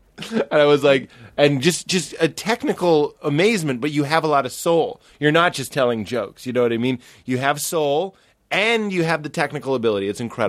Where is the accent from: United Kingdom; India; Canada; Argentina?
Canada; I'm Canadian.